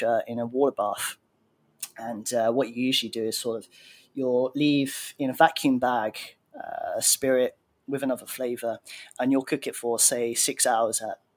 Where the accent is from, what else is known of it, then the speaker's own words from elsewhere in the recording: Brighton, South East England, United Kingdom; now in Thailand; I'm from Brighton, which is near London in the UK.